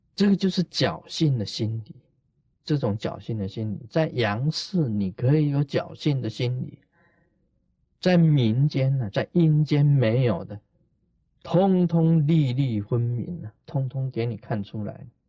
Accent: Taiwan; 我们台湾人讲的

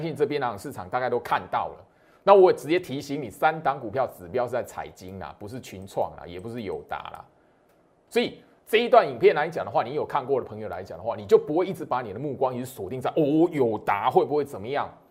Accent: Taiwan; 我是台湾人

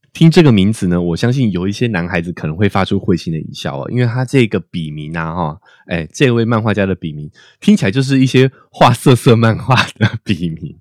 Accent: Taiwan; 我们台湾人的头发也普遍是直发居多

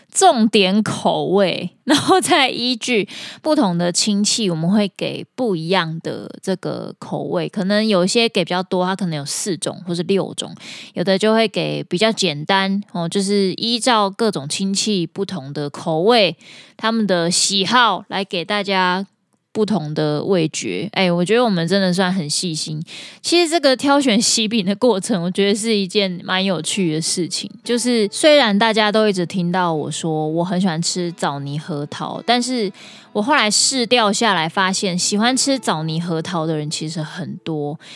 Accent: Taiwan; 身为台湾人

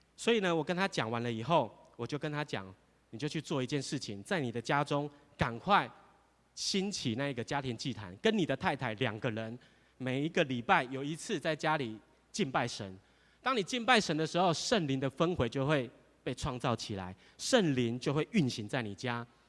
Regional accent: Taiwan; 我们台湾话

